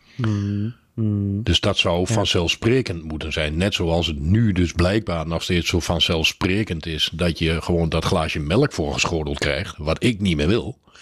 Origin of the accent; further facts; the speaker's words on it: Netherlands; als Nederlander